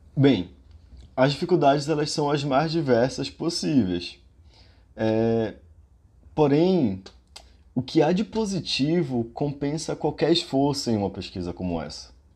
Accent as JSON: {"language": "Portuguese", "region": "Pará", "country": "Brazil", "said": "minha raiz enquanto paraense e enquanto ser morador da região amazônica"}